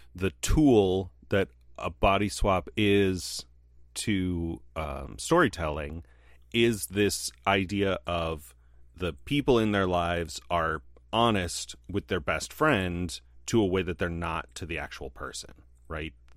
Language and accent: English; United States; as a American white man